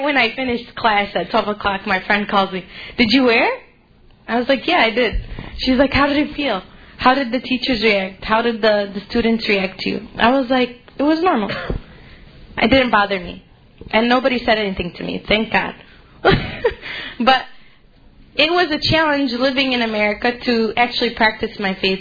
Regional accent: Chicago, Illinois, United States; I grew up in Chicago. I moved out to the suburbs

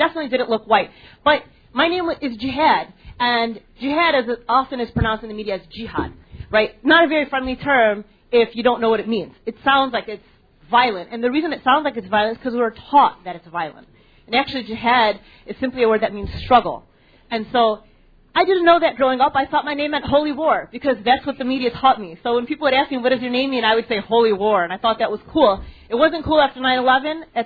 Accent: Tinley Park, Illinois, United States; first language English; I grew up in Tinley Park at a time in which Tinley Park was white people and farms.

